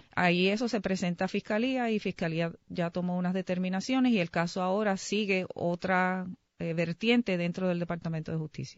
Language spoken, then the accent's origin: Spanish; San Juan, Puerto Rico; Yo soy de San Juan.